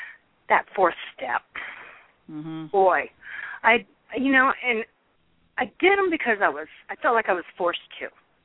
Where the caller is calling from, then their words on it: California, United States; Hi, I'm calling from California.